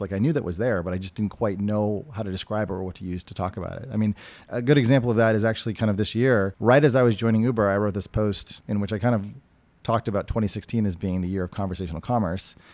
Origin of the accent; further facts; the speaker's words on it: New Hampshire, United States; now in California, United States; I came from and I grew up in New Hampshire, which is a very libertarian place